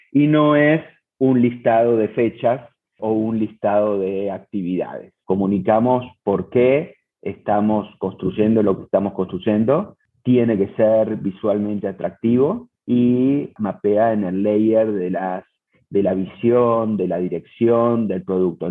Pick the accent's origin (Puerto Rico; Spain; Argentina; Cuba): Argentina; Buenos Aires; moved away as an adult; now in Cancún, Mexico; soy argentino, nací en Buenos Aires, pero desde hace ocho años vivo en México, en la ciudad de Cancún